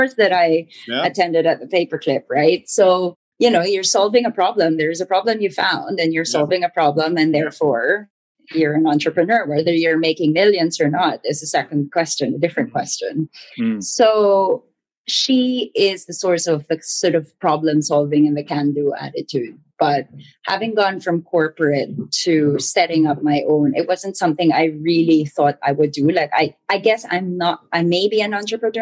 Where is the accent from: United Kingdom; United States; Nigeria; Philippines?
Philippines; Manila, Metro Manila; 100% born and raised in Manila